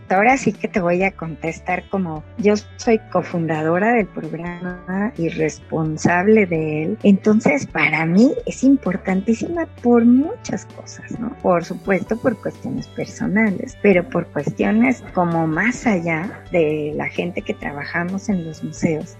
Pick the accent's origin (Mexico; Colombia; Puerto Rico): Mexico